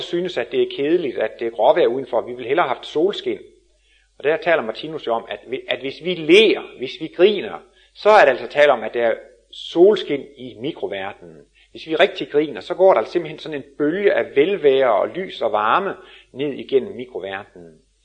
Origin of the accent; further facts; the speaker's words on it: Denmark; som vi er danskere